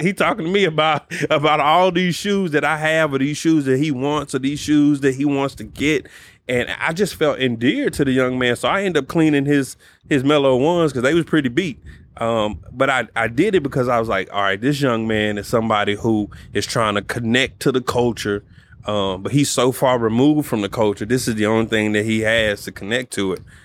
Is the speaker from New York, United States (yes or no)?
no; Dallas, Texas, United States; I grew up in Oak Cliff